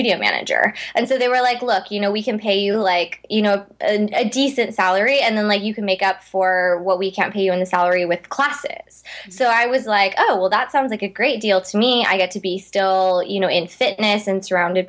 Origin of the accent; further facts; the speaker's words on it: Seattle, Washington, United States; moved away as an adult; also born or lived in Los Angeles; I'm originally from Seattle. Okay. So my parents put me in one of the big ballet schools in Seattle when I was growing up.